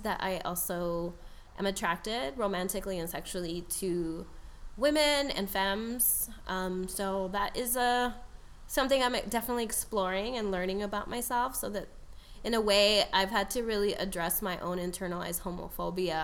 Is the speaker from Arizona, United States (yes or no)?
yes; Tucson, Arizona, United States; now in Chicago, United States; I was born in Tucson as the first in my immediate family to be born in the U.S.